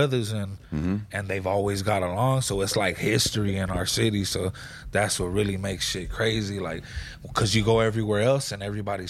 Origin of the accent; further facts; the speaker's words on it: Gardena, California, United States; I grew up in Gardena, man. It's a little city in the harbor area, you feel me? Not that big